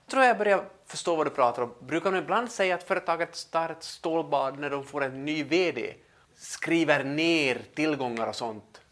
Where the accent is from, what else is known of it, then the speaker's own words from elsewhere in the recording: Pedersöre, Ostrobothnia, Finland; vi hemma i Pedersöre